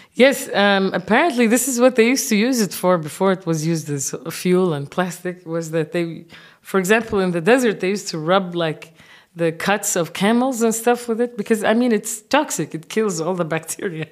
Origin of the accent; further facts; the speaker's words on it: Kuwait; moved away as an adult; also born or lived in Senegal / Japan; now in Berlin, Germany; I'm grown up in the Arab world